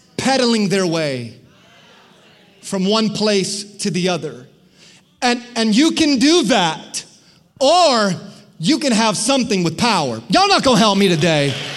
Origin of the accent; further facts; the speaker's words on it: Florida, United States; I grew up in Florida.